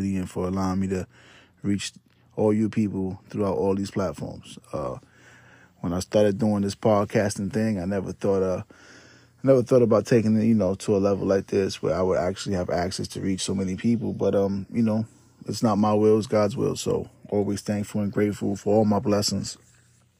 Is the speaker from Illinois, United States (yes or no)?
no; New York City, New York, United States; moved away as an adult; also born or lived in Puerto Rico; now in Florida, United States; I'm from the Bronx, New York, born and raised